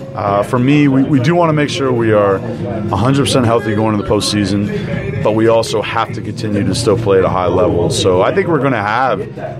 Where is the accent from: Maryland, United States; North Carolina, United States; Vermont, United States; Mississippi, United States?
Vermont, United States; moved away; She knows we're from Vermont.